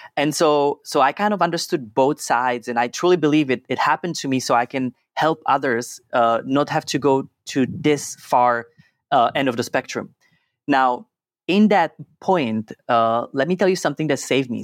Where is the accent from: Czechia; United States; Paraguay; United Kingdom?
Czechia; I was born and raised in Czech Republic